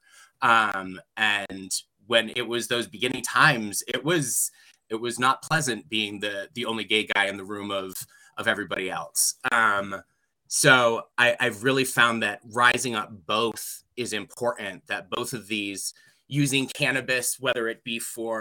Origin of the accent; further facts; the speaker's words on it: New York, United States; moved away as an adult; also born or lived in Colorado; here in my home state